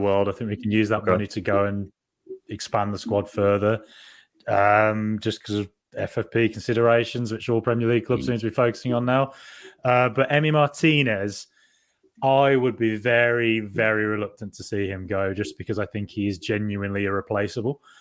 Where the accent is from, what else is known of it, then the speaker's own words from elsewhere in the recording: Solihull, West Midlands, United Kingdom; I'm from Solihull as well, and same sort of very similar background, very same schooling really as well